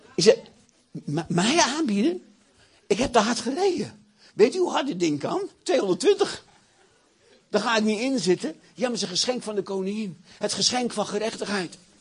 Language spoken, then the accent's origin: Dutch; Achterhoek, Gelderland, Netherlands; Ik kom uit de Achterhoek.